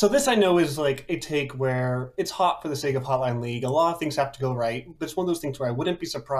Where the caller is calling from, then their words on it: Columbus, Ohio, United States; I am calling from Columbus, Ohio